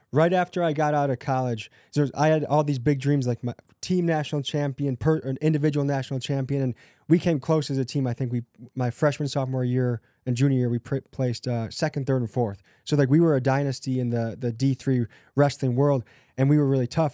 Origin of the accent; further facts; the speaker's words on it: Crystal Lake, Illinois, United States; also born or lived in Milwaukee, Wisconsin; I grew up in Christie Lake, Illinois